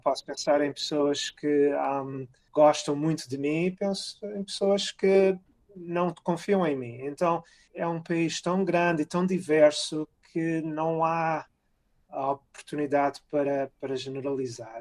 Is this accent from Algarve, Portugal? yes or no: no; Cascais, Lisbon, Portugal; moved away as an adult; also born or lived in Carcavelos; now in Rochester, United States; Crescendo em Carcavelos e em Cascais